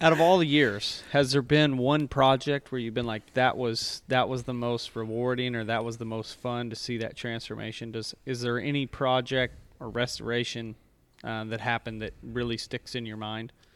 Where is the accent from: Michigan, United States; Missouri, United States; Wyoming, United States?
Missouri, United States; Mansfield; I grew up in Mansfield, Missouri, which was mostly cattle pasture